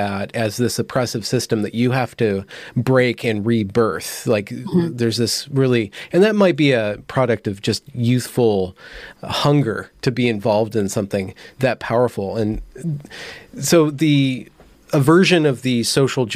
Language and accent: English; United States; my generation, we grew up in America.